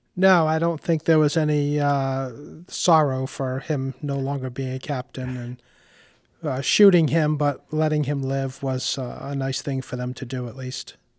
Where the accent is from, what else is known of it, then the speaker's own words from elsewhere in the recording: Warwick, Rhode Island, United States; I grew up in Warwick and have been a homeowner for over 30 years in our lovely city.